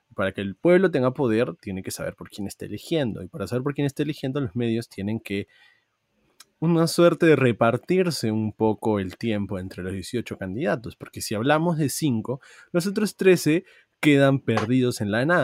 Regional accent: Peru; como peruanos hemos tenido que votar el día de hoy

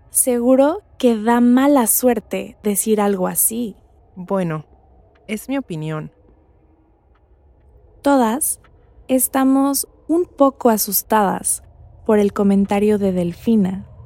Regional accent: Mexico City, Mexico; now in Cancún, Mexico; soy de la Ciudad de México, pero vivo con mi familia en Cancún.

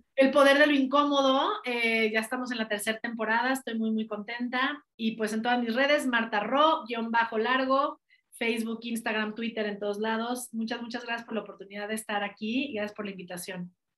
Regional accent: Mexico; also born or lived in United States; si nací en México también es para algo. Si nací en este país es para, y, eso fue lo que me hizo regresarme de Estados Unidos para acá

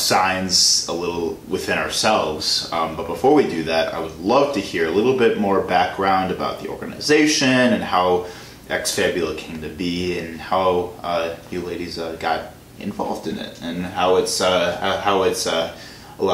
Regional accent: Illinois, United States; I'm from Illinois

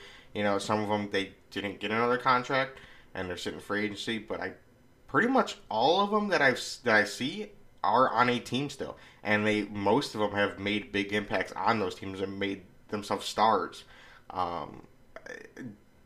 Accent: Illinois, United States; we're from Illinois

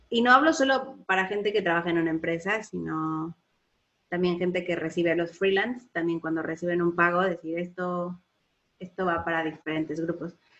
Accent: Mexico; moved away as an adult; salí de México y fui a estudiar al extranjero y aunque mis papás me estaban manteniendo

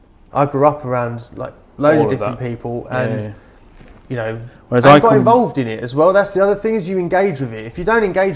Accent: London, United Kingdom; accent: East End; moved away; I grew up in East London

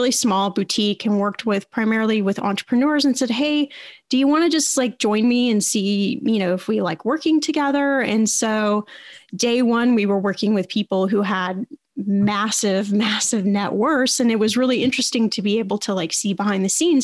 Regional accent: Indiana, United States; I went back to college to Indiana University. I was born in Indiana.

